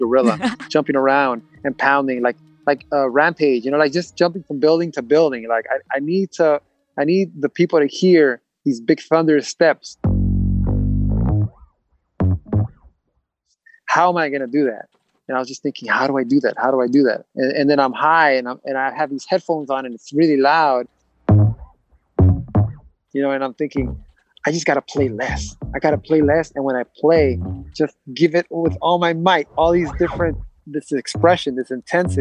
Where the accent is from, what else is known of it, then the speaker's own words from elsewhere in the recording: Los Angeles, California, United States; I grew up in L.A. I grew up in Boyle Heights